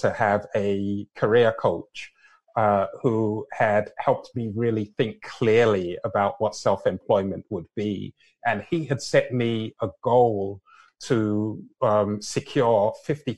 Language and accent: English; London, United Kingdom; now in Canada; My parents are Nigerian. I was born and raised in London, and here I am living in Canada.